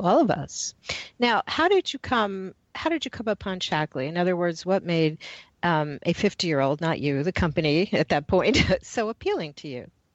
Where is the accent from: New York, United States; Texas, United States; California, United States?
New York, United States; New York City; I grew up in Manhattan